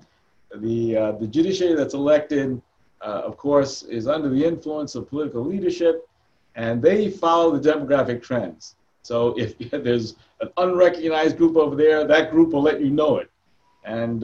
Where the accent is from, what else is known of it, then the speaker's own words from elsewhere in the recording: New York City, New York, United States; I grew up in Queens